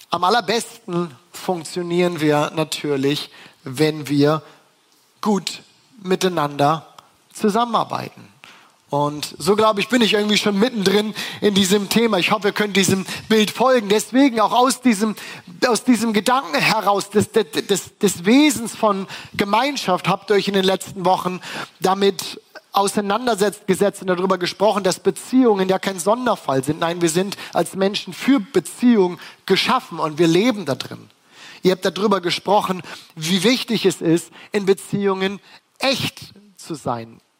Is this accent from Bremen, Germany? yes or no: yes; Bremen, Germany; Ich bin Bremer, ich bin aufgewachsen in Bremen